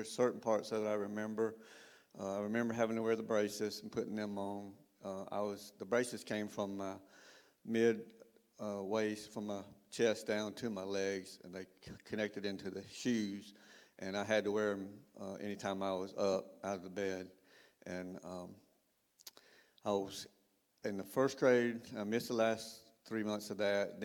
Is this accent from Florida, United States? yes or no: yes; Perry, Florida, United States; also born or lived in Panama City, Florida; I was born in Panama City. We moved a little bit during my early childhood, and we lived in Perry, Florida for 14 years